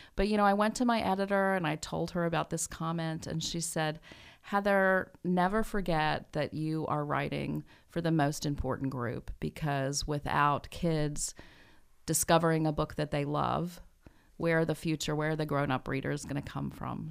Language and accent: English; Danville, Kentucky, United States; moved away; also born or lived in Brooklyn, New York; I grew up in Danville, Kentucky